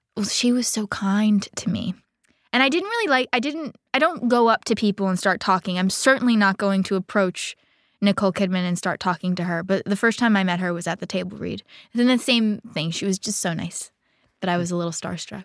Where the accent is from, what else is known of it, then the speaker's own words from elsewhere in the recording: Coral Gables, Florida, United States; I grew up in Coral Gables, Miami, Florida on a golf course